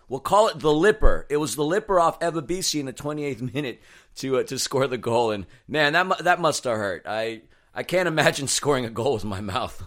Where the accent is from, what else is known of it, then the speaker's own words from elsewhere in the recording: New York City, New York, United States; now in Los Angeles, United States; my hometown in New York City